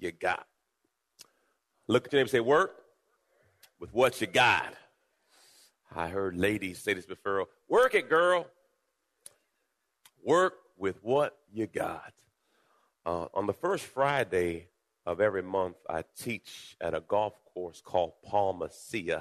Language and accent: English; Jamaica; I was born in Jamaica